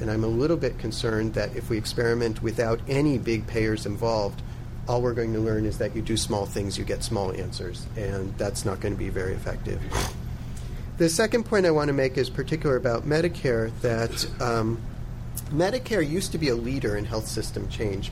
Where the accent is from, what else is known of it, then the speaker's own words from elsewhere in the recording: Massachusetts, United States; I'm from Massachusetts